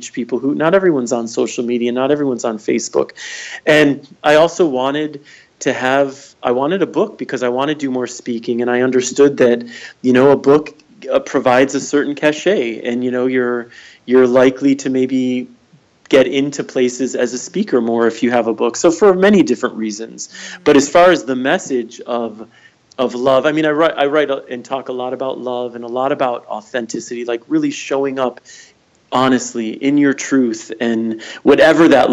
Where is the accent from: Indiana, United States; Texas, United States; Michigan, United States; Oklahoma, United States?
Michigan, United States; moved away as an adult; also born or lived in California / New York / Ann Arbor; I just moved back to Michigan. I grew up here.